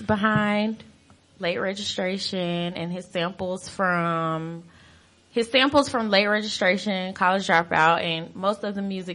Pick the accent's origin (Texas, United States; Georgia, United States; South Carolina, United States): Georgia, United States; I'm from Georgia.